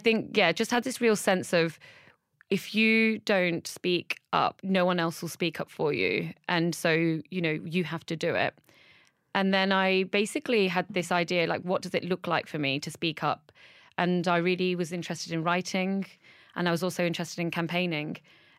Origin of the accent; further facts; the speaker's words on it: Derbyshire, East Midlands, United Kingdom; also born or lived in Burnley, Lancashire; We eventually moved to Derbyshire, to a white working class village.